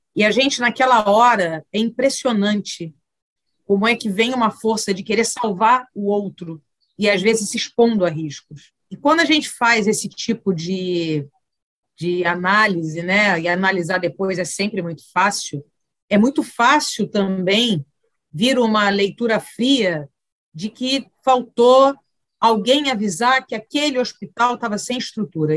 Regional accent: Rio de Janeiro, Brazil; Nascida e criada em Cascadura, subúrbio do Rio

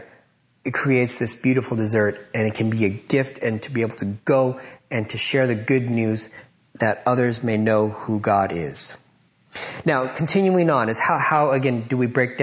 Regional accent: United States; growing up in America, I felt like I was an American

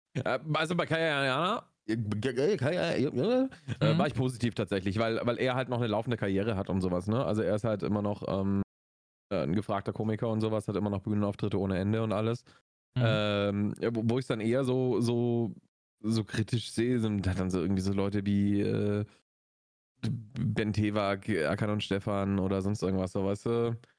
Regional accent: Augsburg, Bavaria, Germany; bei uns in Augsburg

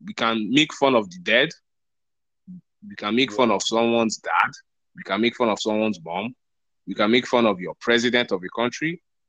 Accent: Nigeria; Because I'm a Nigerian

